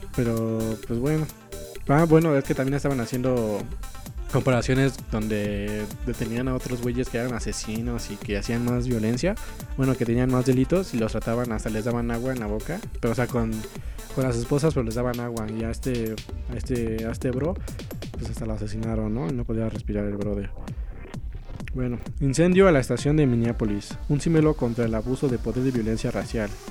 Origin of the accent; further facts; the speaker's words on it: Mexico; para los que somos de México